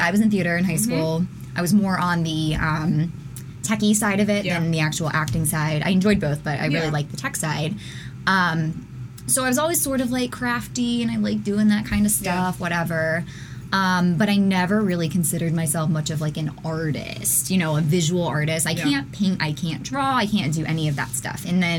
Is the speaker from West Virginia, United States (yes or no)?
yes; Charleston, West Virginia, United States; also born or lived in Teays Valley, West Virginia; now in Columbus, United States; I was born in Charleston, West Virginia.